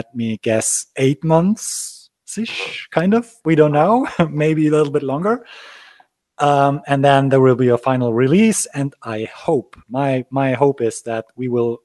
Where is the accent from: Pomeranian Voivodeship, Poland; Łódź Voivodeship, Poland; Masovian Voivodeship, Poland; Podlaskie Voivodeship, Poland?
Pomeranian Voivodeship, Poland; Gdańsk; I'm actually from Poland. I was born in Danzig, which used to be German also